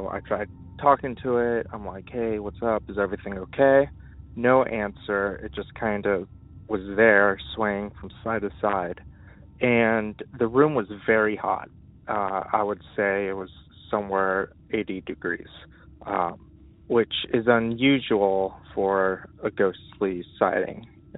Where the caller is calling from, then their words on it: Los Angeles, California, United States; I'm calling from Los Angeles, California